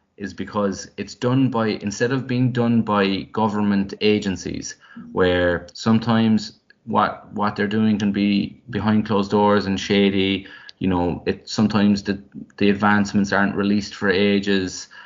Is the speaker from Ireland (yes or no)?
yes; Drimoleague, Munster, Ireland; I remember growing up, I felt like because I was from West Cork